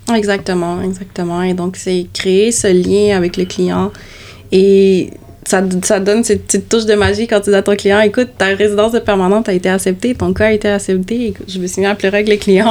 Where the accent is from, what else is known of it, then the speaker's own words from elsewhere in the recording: Canada; Je suis né au Canada